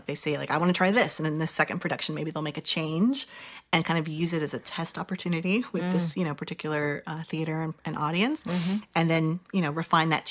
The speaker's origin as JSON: {"language": "English", "region": "Texas", "country": "United States", "tie": "born or raised there", "also_born_or_lived": "San Francisco", "first_language": "English", "moved": "as an adult", "said": "When I was a kid growing up in Texas"}